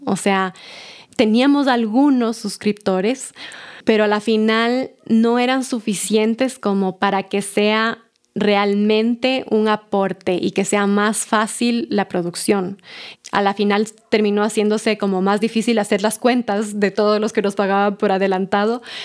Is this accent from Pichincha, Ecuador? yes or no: yes; Pifo, Pichincha, Ecuador; born or raised there